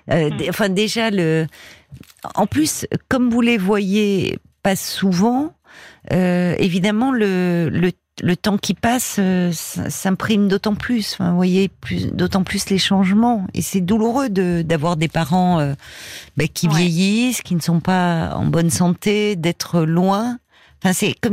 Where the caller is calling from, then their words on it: California, United States; Donc, moi, je suis près de San Francisco.